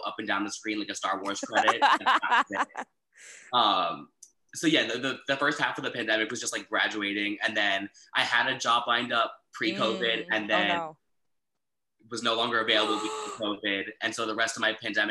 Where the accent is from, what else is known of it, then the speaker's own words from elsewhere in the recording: Summit, New Jersey, United States; now in Washington, D.C., United States; I'm originally from New Jersey, a lovely town called Summit, about like 30 minutes outside Manhattan